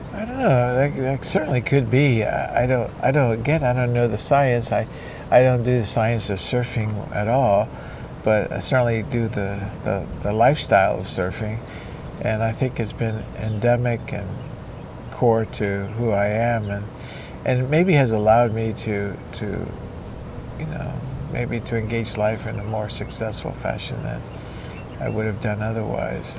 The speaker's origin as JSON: {"language": "English", "country": "Cuba", "tie": "born or raised there", "moved": "yes", "lives_now": "United States", "said": "I was born and raised in Cuba"}